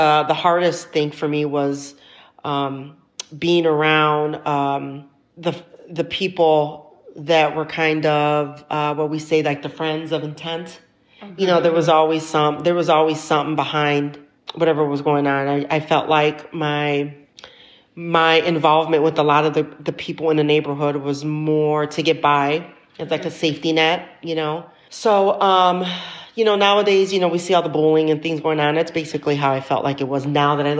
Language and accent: English; Chicago, Illinois, United States; Growing up in South Chicago definitely made me stronger